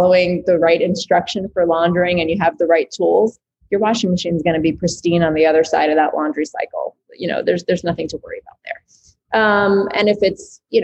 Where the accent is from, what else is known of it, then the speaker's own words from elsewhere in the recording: New York City, New York, United States; growing up in New York City in small quarters